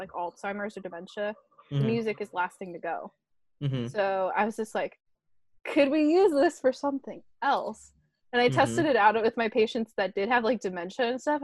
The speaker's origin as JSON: {"language": "English", "area": "near San Francisco", "region": "Northern California", "country": "United States", "tie": "born or raised there", "also_born_or_lived": "San Diego", "said": "I grew up near San Francisco."}